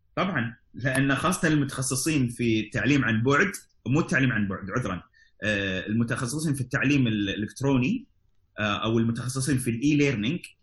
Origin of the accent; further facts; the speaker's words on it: Kuwait; عندنا في الكويت